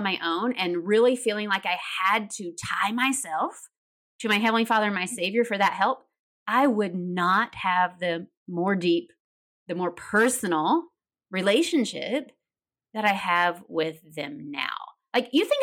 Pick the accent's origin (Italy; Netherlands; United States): United States; Tennessee; I grew up in Tennessee. You might hear a little bit of accent